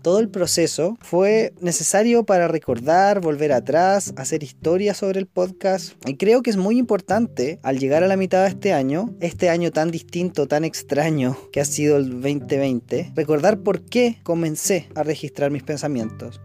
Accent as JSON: {"language": "Spanish", "country": "Chile", "said": "en mi país"}